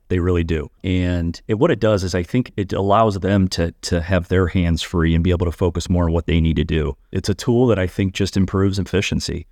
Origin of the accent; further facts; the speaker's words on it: a suburb of Saint Louis, Missouri, United States; also born or lived in Cincinnati; I actually practice in my hometown